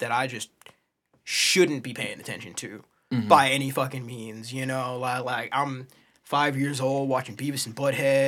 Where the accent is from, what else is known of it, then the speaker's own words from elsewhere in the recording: St. Louis, Missouri, United States; first off, I was born here. Mm-hmm. I spent a majority of my life here.